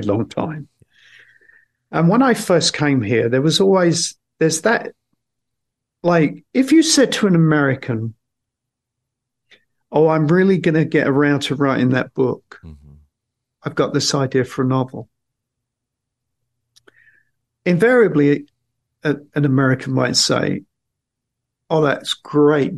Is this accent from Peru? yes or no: no; England, United Kingdom